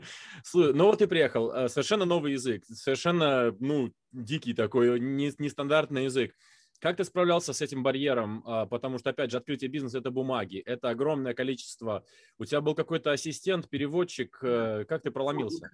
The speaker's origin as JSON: {"language": "Russian", "country": "Lithuania", "said": "я литовец"}